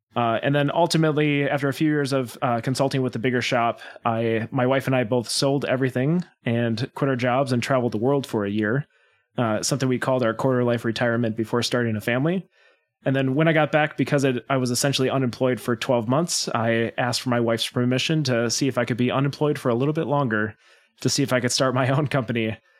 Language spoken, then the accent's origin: English; Wisconsin, United States; born and raised in Wisconsin